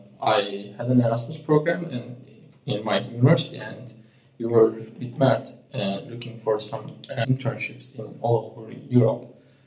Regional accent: Turkey; I'm from Turkey

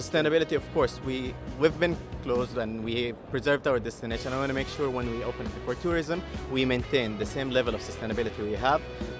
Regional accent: Jeddah, Makkah Province, Saudi Arabia; I'm Saudi, but I am from Jeddah, I'm biased to Jeddah.

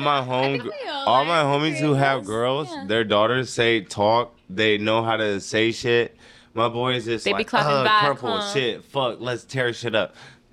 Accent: Victorville, California, United States; I was born in Victorville Hospital

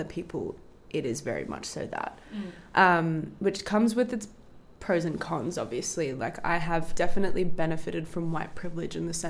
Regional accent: Melbourne, Victoria, Australia; I grew up in a very, very white environment, whether like within my family unit, but with also within like where I grew up in Melbourne. I grew up like in a inner east suburbs, like Hawthorne, Camberwell

